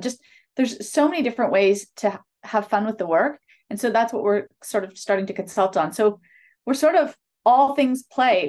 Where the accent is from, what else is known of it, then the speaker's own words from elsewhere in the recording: a city about four hours north of Toronto, Ontario, Canada; moved away as an adult; now in Toronto, Canada; grew up in a city s, about four hours north of Toronto